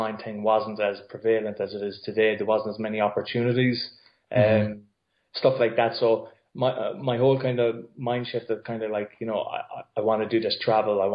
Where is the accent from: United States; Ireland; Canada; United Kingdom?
Ireland; myself and three other friends from my local town